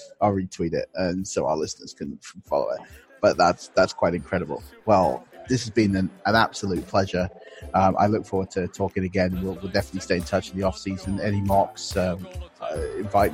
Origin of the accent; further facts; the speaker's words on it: Potters Bar, East of England, United Kingdom; I grew up in just outside Potter's Bar. So I know North London quite well.